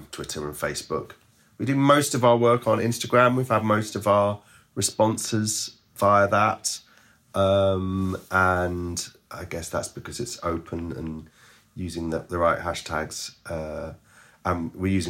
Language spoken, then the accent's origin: English; King's Lynn, East of England, United Kingdom; I come from Kings Lynn. It's where I'd gone home to after university.